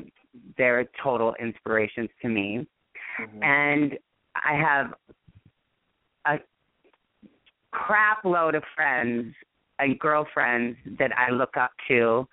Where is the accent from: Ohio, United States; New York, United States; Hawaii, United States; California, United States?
Hawaii, United States; obviously Gil, her choreographer, knew us because we're all from Hawaii, and I knew a lot of people from Hawaii